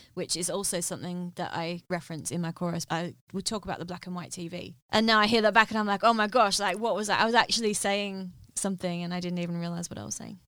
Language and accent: English; Western Australia, Australia; moved away as an adult; now in London, United Kingdom; being from Australia